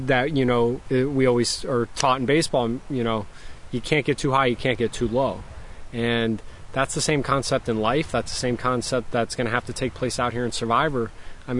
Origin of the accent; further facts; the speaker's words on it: Florida Keys, United States; now in New York, United States; I grew up in the Florida Keys